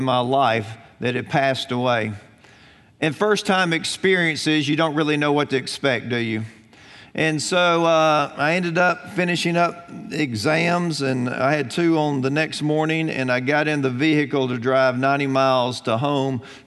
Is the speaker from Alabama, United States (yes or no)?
yes; Alabama, United States; I grew up in Alabama.